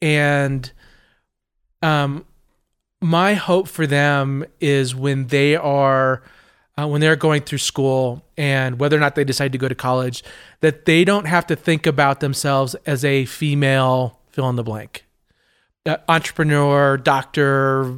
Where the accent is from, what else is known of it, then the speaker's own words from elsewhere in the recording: California, United States; now in Colorado, United States; Colorado's home for me. I grew up in Southern California.